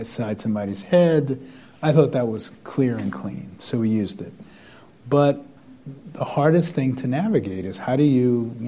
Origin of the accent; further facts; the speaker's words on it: the South, United States; moved away; I grew up in the South